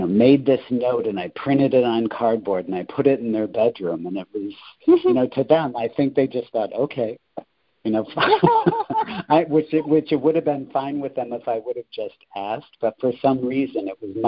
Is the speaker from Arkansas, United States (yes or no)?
no; Rockford, Illinois, United States; also born or lived in Quincy, Illinois; now in Chicago, United States; I'm originally from Rockford, which is about 90 miles to the west of Chicago.